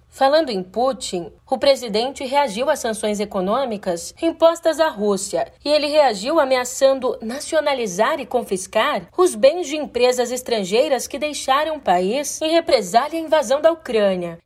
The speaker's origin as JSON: {"language": "Portuguese", "region": "São Paulo", "country": "Brazil", "said": "como uma boa paulistana que sou"}